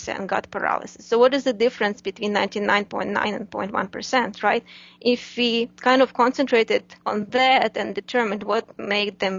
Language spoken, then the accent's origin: English; Ukraine; moved away as an adult; now in United States; I'm originally from Ukraine, Eastern European country